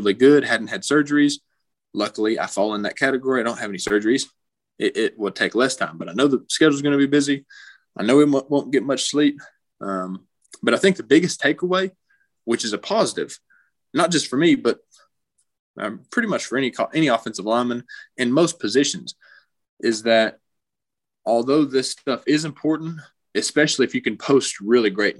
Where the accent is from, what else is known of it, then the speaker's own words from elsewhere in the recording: Knoxville, Tennessee, United States; I grew up in Knoxville, so I was just a Tennessee kid.